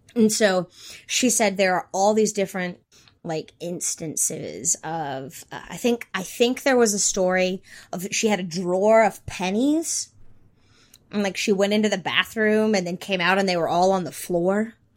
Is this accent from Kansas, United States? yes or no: no; North Carolina, United States; I grew up in North Carolina